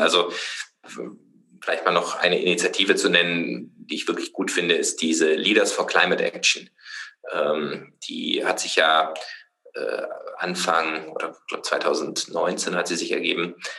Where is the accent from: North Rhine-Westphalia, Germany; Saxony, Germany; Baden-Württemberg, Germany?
Baden-Württemberg, Germany; Freiburg; ich komme aus Freiburg